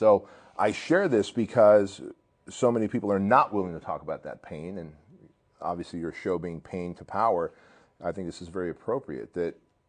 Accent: Santa Ana, California, United States; born or raised there; English is a second language; also born or lived in Soviet Union

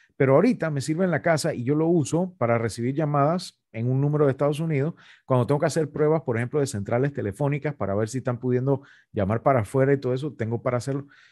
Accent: Panama; nos afecta como panameños

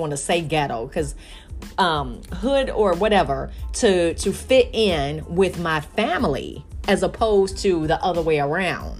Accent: Chicago, Illinois, United States; moved away; I'm from Chicago, you know, originally

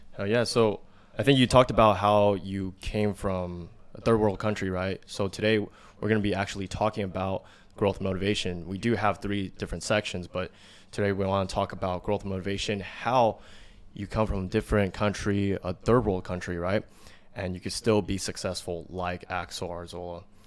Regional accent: United States; us in America, we grew up in America

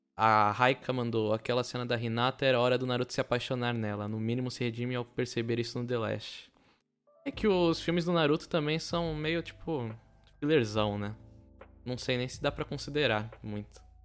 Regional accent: São Vicente, São Paulo, Brazil; eu sou de São Vicente, que é perto de Santos

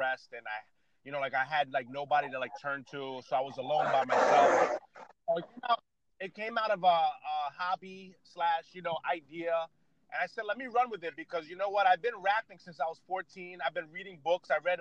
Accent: Yonkers, New York, United States; also born or lived in Connecticut; now in Boston, United States; I'm from New England, United States of America, born in New York, lived in Connecticut, and now living in Boston

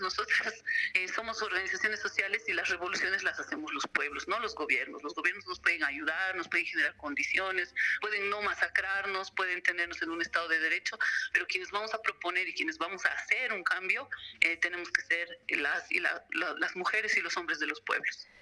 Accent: Bolivia; como pueblo boliviano y como mujeres también

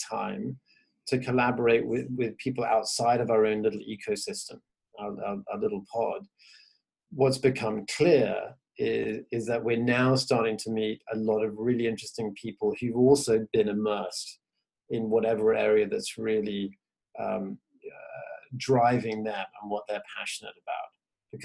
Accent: England, United Kingdom; I'm Venezuelan American, but grew up in England

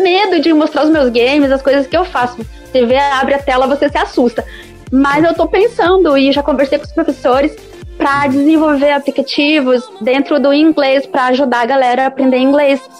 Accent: Brazil; eu sou brasileira

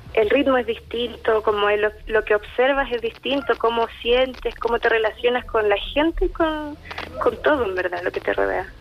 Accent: Santa Cruz, O'Higgins, Chile; yo vengo de región, vengo de Santa Cruz

